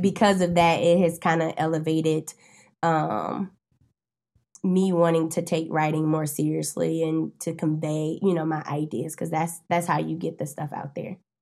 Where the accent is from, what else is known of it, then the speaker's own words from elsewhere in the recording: Winston-Salem, North Carolina, United States; now in Charlotte, United States; I'm originally from Winston-Salem, North Carolina